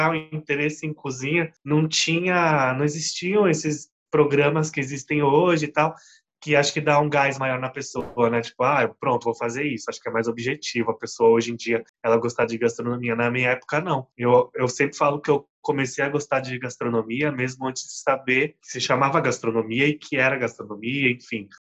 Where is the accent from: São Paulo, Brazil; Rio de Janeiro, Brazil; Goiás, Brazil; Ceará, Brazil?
São Paulo, Brazil; Guarujá; born there; Eu nasci no Guarujá, eu fui morar em Paranaguá, em Curitiba também ali morei.